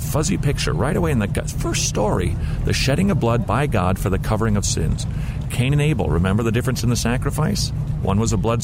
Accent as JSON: {"language": "English", "town": "St. Paul", "region": "Minnesota", "country": "United States", "tie": "born or raised there", "said": "I grew up in St. Paul, Minnesota"}